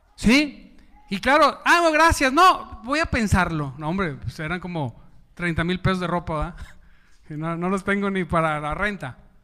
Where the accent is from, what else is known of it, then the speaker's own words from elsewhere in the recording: Mexico; aquí en México, soy mexicano